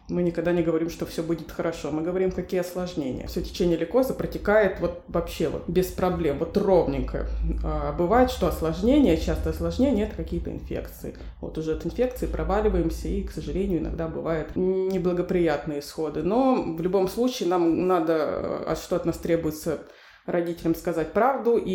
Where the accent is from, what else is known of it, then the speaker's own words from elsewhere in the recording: Novosibirsk, Novosibirsk Oblast, Russia; пойду в один из ковидных госпиталей своего города, я из Новосибирска.